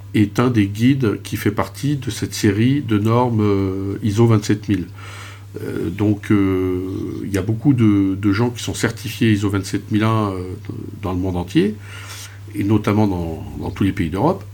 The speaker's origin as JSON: {"language": "French", "country": "France", "said": "en tant que Français"}